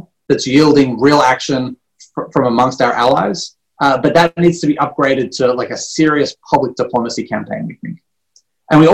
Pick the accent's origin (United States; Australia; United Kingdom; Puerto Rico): Australia; moved away; I'm a little bit biased being born and raised in Australia